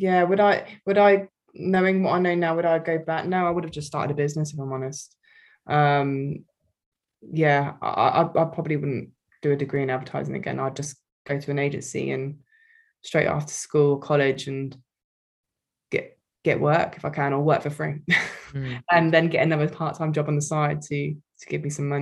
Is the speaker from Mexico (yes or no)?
no; Wokingham, South East England, United Kingdom; a local marketing agency in my hometown, Wokingham